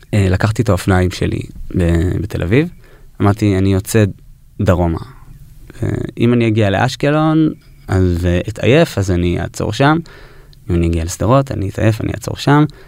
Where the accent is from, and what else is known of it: New York, United States; born or raised there; moved away